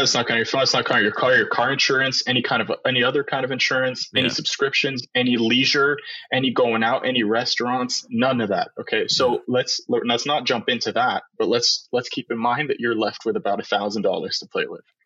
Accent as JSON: {"language": "English", "country": "Canada", "said": "Because we're Canadians"}